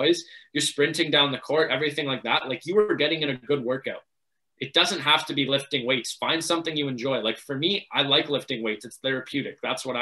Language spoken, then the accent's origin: English; Markham, Ontario, Canada; growing up in Markham, everything was really sheltered